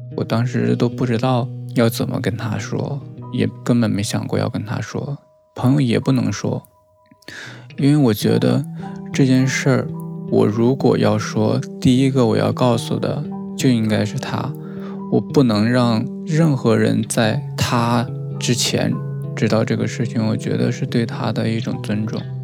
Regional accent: Northeast China, China; 我是东北的嘛，那边民风也是比较彪悍

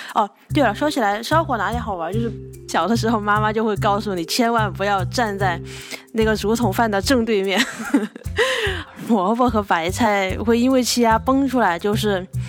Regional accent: Hechuan, Chongqing, China; 我的家乡在重庆河川。呃，我的家就在重庆河川的城区

